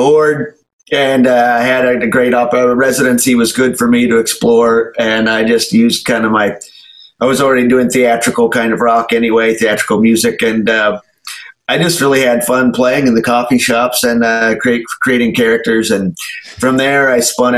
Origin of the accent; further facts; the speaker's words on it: Enid, Oklahoma, United States; I'm from Oklahoma, Enid, went to college at Oklahoma State